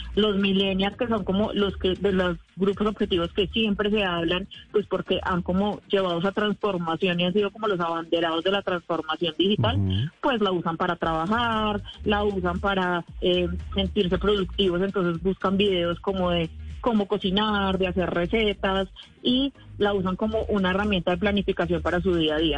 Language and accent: Spanish; Colombia; somos efectivamente una, un país con menos población que otros países